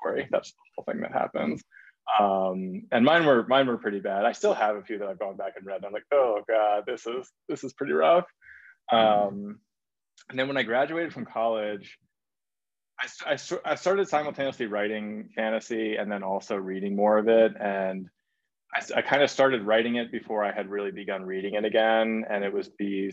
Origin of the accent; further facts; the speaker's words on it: Baltimore, Maryland, United States; So I grew up in Baltimore